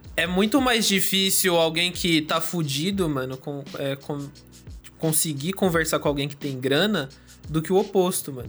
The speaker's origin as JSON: {"language": "Portuguese", "town": "São Bernardo do Campo", "region": "São Paulo", "country": "Brazil", "tie": "born or raised there", "lives_now": "Santo André, Brazil", "said": "São Bernardo, eu nasci no Jardim Silvina, ali perto do Montanhão, perto do Golden"}